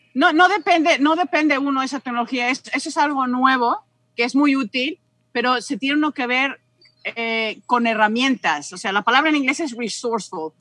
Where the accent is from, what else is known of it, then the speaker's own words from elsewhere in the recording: Mexico; moved away as an adult; also born or lived in London, United Kingdom / Nottingham, United Kingdom; now in Arlington, Virginia, United States; septiembre del 98 fue cuando salí de México para ir a Inglaterra